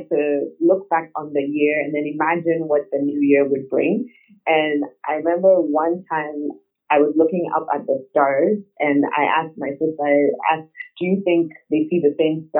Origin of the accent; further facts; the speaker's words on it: Ghana; also born or lived in Nigeria; I was born in Nigeria, but lived most of my life in Ghana